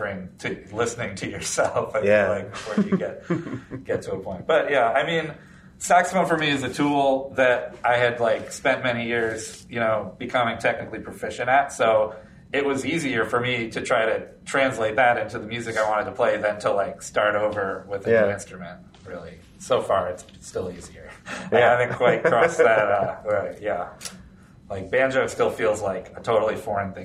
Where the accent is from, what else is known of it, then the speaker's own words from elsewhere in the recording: Florida, United States; I grew up in Florida.